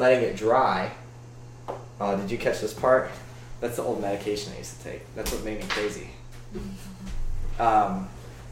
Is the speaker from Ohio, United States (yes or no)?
yes; Fairborn, Ohio, United States; I'm from like Fairborn, Ohio.